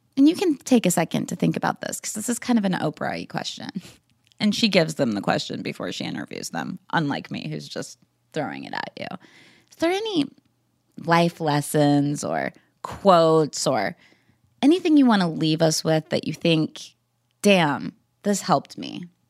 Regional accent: Wichita, Kansas, United States; growing up in Wichita, Kansas

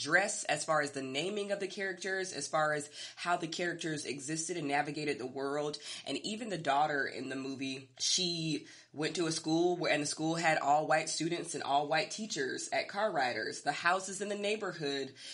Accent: United States; as a Black American

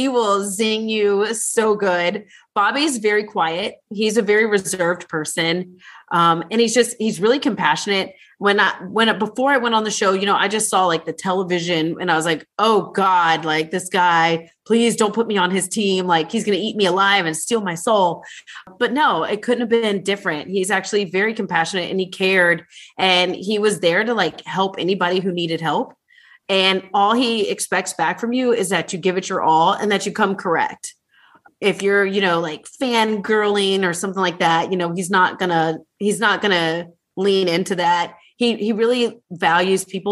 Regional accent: Ohio, United States; I'm from Ohio, we're huggers

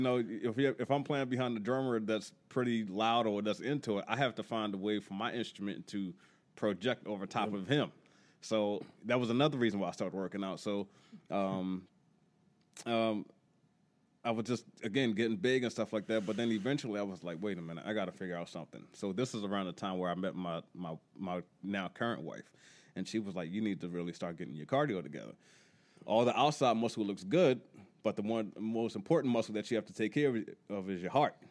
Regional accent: Baltimore, Maryland, United States; growing up Baltimore, I grew up in Emerson Village.

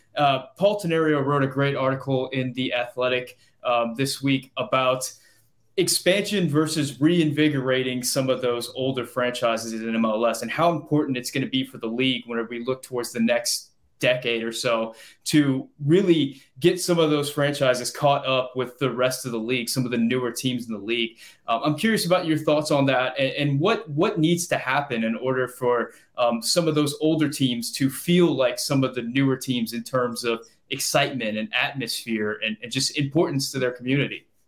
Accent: Louisiana, United States; I'm from Louisiana.

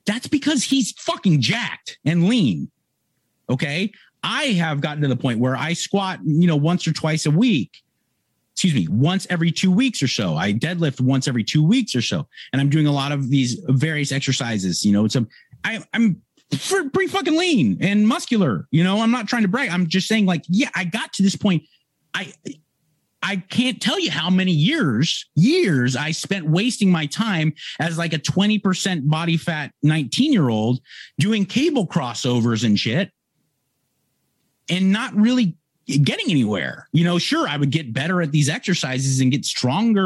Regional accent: Los Angeles, California, United States; my hometown here, Venice, California

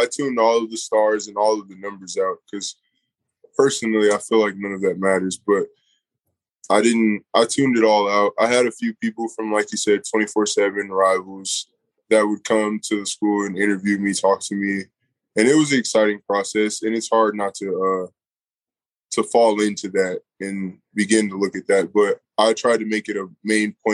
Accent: Pomona, California, United States; moved away as an adult; also born or lived in Pasadena, California; now in Boulder, United States; All of my life, I grew up in Southern California

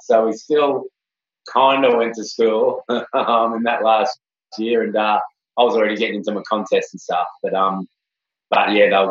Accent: Kurnell, New South Wales, Australia; also born or lived in Cronulla; Kurnell was so cool of a place to grow up in, like, just, you know, in Botany Bay there, and, like, we could see Sydney straight across the water

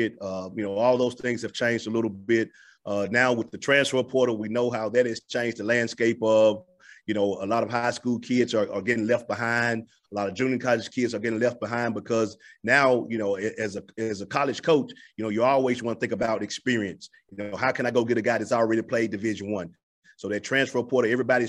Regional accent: Memphis, Tennessee, United States; moved away as an adult; now in Montgomery, United States; my hometown and my stomping ground and the hotbed for basketball of Memphis

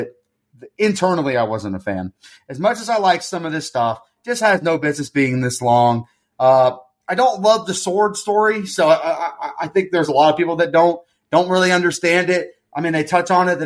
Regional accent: Florida, United States; I'm from Florida where flooding happens, so you got to keep a bag of sand around sometimes to put by the door

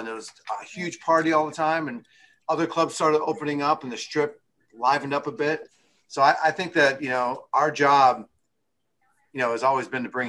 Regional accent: Chicago, Illinois, United States; I grew up in Chicago

